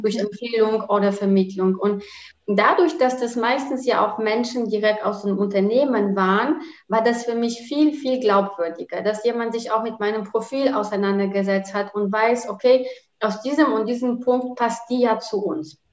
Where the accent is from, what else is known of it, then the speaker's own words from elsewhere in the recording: Rzeszów, Subcarpathian Voivodeship, Poland; German is a second language; moved away as an adult; also born or lived in Bielefeld, Germany / Cologne, Germany; now in Düsseldorf, Germany; Rzeszów, also zu der Stadt, wo ich herkomme